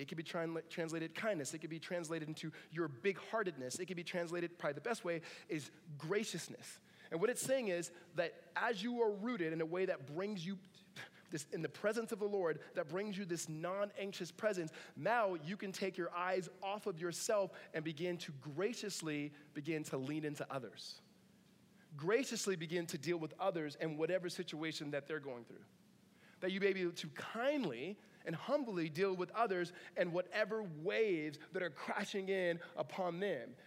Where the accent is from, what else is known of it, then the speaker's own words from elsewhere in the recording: Southern California, United States; now in Northern California, United States; Grew up in Southern California